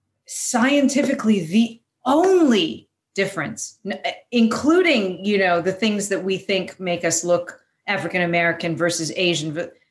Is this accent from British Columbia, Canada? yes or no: yes; Vancouver, British Columbia, Canada; moved away as an adult; now in Los Angeles, United States; I was born in Vancouver.